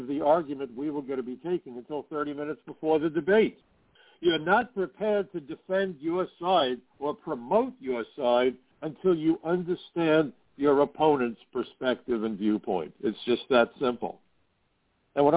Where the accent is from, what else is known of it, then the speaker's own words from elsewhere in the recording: New York, United States; as a New Yorker